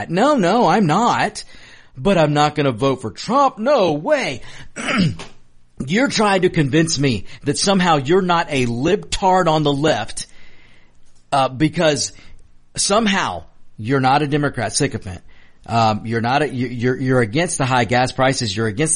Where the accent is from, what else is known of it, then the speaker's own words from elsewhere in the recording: United States; I am just an American with a really neat background because I got to grow up watching the American dream being achieved by my father who came to this country